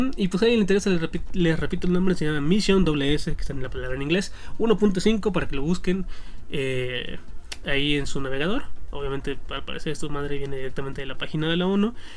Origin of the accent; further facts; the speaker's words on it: northern Mexico, Mexico; yo, yo crecí en el norte, cabe aclarar, no soy de Monterrey